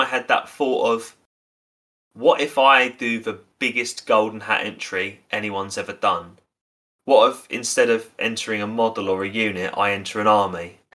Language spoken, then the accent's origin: English; Basildon, East of England, United Kingdom; born there; I was born in Basildon in 1999.